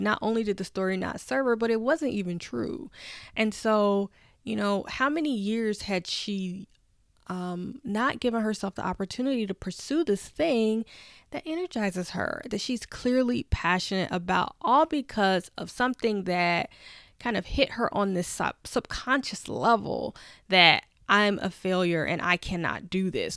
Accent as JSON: {"language": "English", "town": "Nashville", "region": "Tennessee", "country": "United States", "moved": "yes", "lives_now": "Washington, D.C., United States", "said": "I'm from Nashville, Tennessee, and just remember being on Fisk University's campus as a little girl"}